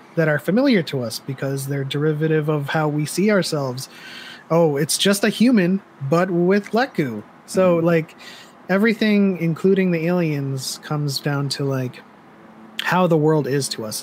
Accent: East Coast, United States; I grew up on the East Coast

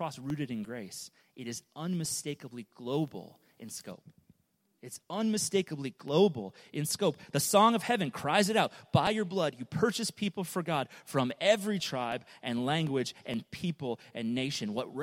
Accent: United States; I love being an American, I love being in the U.S.

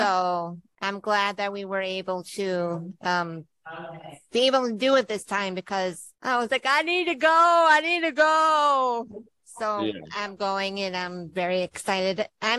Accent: Minnesota, United States; I'm from Minnesota

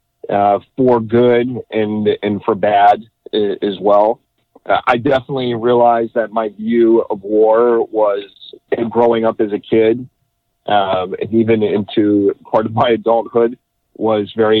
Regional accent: Las Vegas, Nevada, United States; moved away as an adult; also born or lived in Potsdam, New York; I'm originally from Las Vegas, Nevada

